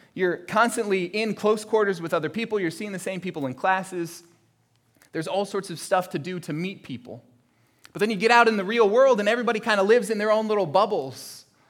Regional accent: Florida, United States; my family, uh, growing up in Florida

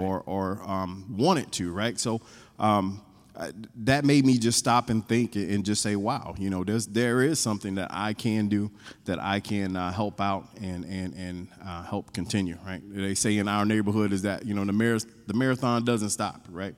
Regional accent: North Carolina, United States; moved away; I grew up in North Carolina

